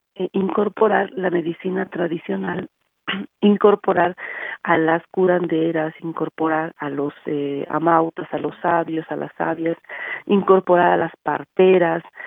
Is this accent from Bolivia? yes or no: yes; Bolivia; nosotras como, como pueblo boliviano